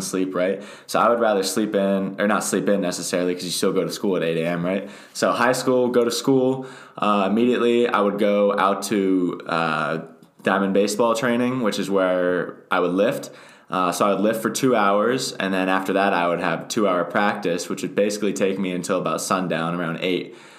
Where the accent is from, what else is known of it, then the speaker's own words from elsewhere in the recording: State College, Pennsylvania, United States; I'm actually from State College. I've lived here my entire life